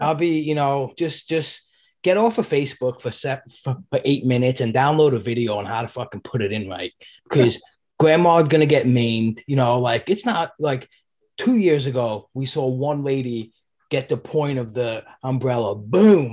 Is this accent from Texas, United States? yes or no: no; New York City, New York, United States; I grew up in Brooklyn and went to school there